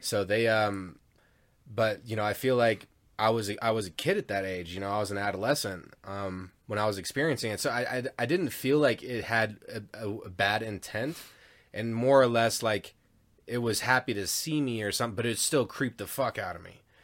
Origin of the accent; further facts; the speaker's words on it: Denver, Colorado, United States; also born or lived in Parker, Colorado; I grew up in Denver, and then we moved out to East Parker, like, ten miles east of Parker